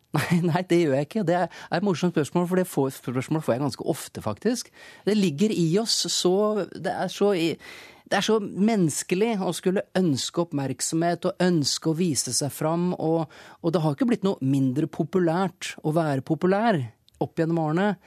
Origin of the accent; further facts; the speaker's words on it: Larvik, Vestfold, Norway; vi kom fra Norge, et lite land, og at vi kom fra en liten by, Larvik, og på en måte var, var beskytta og kunne være oss selv når vi var hjemme.